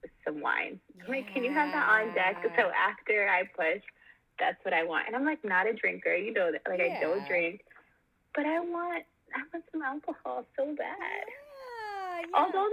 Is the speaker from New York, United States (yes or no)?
yes; New York City, New York, United States; we're from Brooklyn